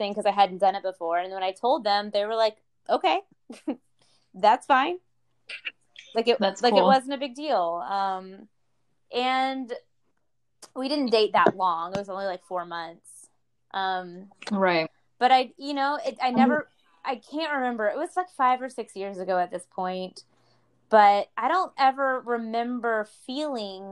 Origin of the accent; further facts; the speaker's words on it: the South, United States; growing up in the South